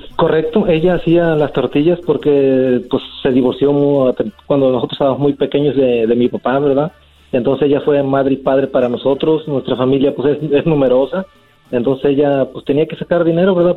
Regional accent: Juchique de Ferrer, Veracruz, Mexico; moved away; soy de Veracruz, de un pueblito llamado Juchique de Ferrer

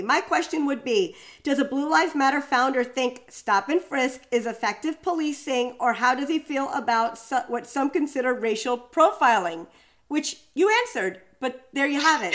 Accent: New York City, New York, United States; as a New Yorker walking through Central Park

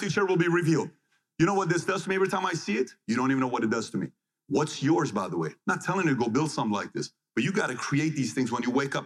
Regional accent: Iran; When I was born in Iran

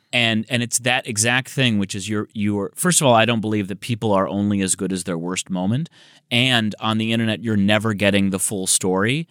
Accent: Michigan, United States; now in Los Angeles, United States; I'm from Michigan.

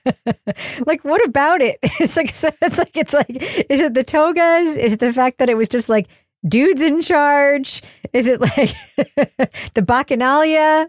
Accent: Long Island, New York, United States; I worked for this insane chain of pet stores when I was growing up on Long Island

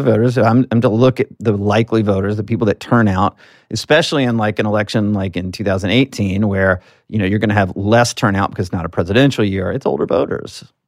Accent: Alabama, United States; as a southerner, I'm from Alabama

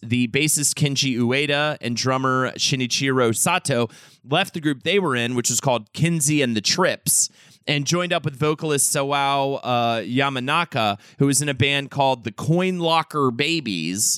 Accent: Charlotte, North Carolina, United States; moved away; also born or lived in New York City; as a kid growing up in Charlotte, North Carolina

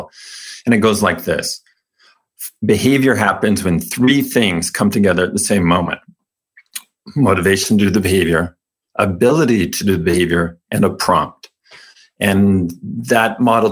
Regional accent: California, United States; I was raised Mormon in California

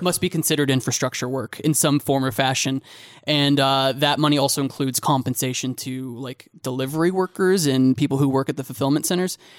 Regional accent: Kansas, United States; I'm from Kansas

